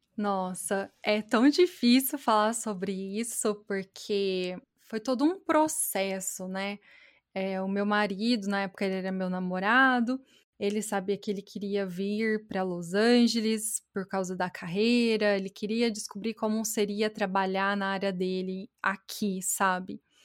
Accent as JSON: {"language": "Portuguese", "town": "Batatais", "region": "São Paulo", "country": "Brazil", "accent": "interior paulista, caipira, more mineiro than paulista", "moved": "yes", "said": "meu sotaque é do interior paulista, eu sou de Batatais."}